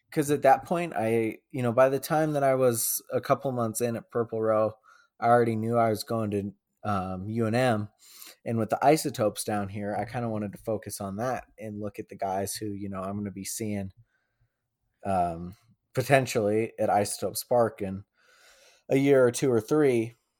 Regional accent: Boulder, Colorado, United States; moved away as an adult; now in Albuquerque, United States; I was born and raised in Boulder. Um, grew up there

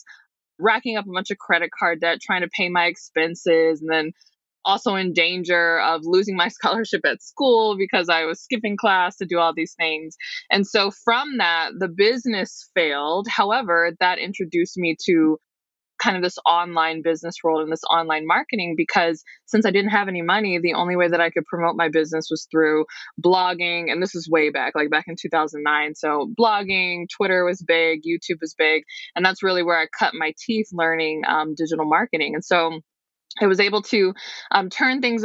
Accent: Detroit, Michigan, United States; I'm from the Detroit metro area.

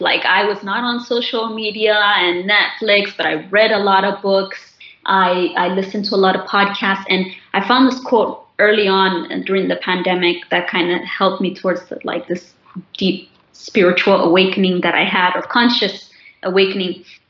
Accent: Ethiopia; I'm doing it now more than I did the years after I came from Ethiopia.

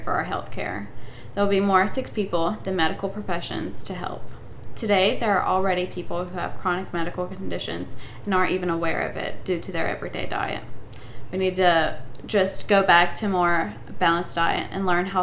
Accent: United States; we're from America

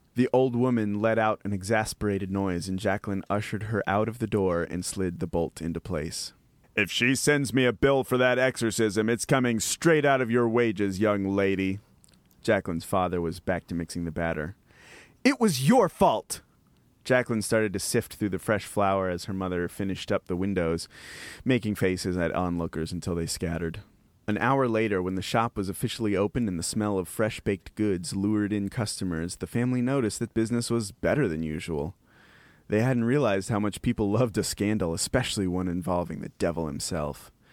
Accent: Appalachian Mountains, United States; now in Texas, United States; I'm from the Appalachian Mountains, living in Texas

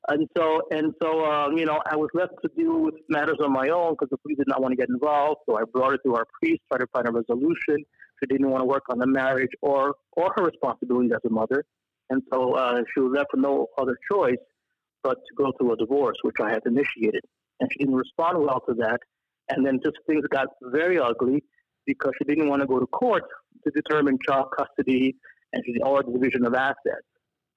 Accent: New York City, New York, United States; also born or lived in Montreal, Canada; in 1976, 1977, I was relocated to Queens. So I went from Montreal to Queens, New York

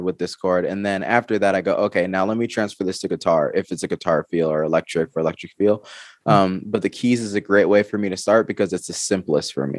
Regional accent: Georgia, United States; now in Arizona, United States; I'm from Georgia, but I live in Arizona now.

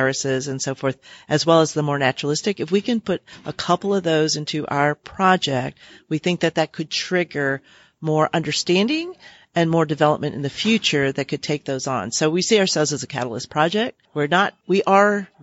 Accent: New Orleans, Louisiana, United States; I am originally from New Orleans

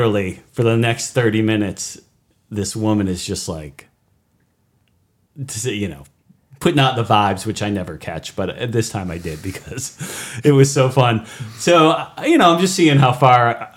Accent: Hudson, United States

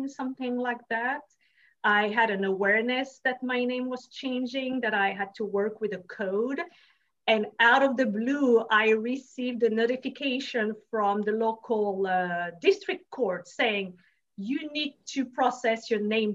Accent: France; moved away; I'm from France originally.

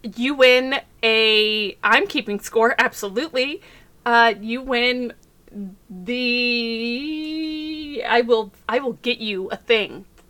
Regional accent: Texas, United States; accent: Texas; I can barely do a for real Texas accent

